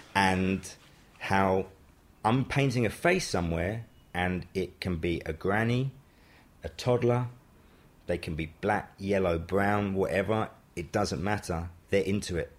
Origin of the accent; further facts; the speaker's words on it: London, United Kingdom; I'm from uh, Wembley, Wembley. Sudbury.